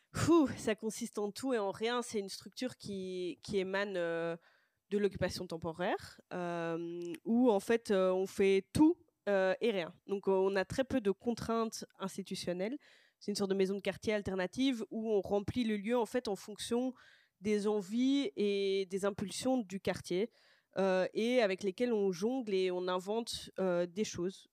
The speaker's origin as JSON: {"language": "French", "town": "Brussels", "region": "Brussels-Capital Region", "country": "Belgium", "tie": "born or raised there", "also_born_or_lived": "Boxtel", "said": "je viens de Bruxelles, je suis née euh, à Boxtal et, j'ai grandi à Bruxelles"}